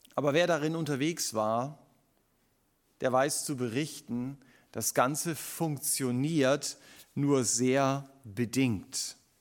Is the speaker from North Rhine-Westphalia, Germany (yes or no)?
no; Stuttgart, Baden-Württemberg, Germany; uns als Stuttgarter